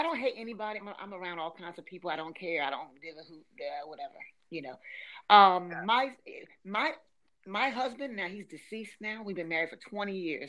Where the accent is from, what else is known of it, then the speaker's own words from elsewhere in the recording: Philadelphia, Pennsylvania, United States; accent: Philadelphia; now in Ocean City, United States; I'm born and raised in Philadelphia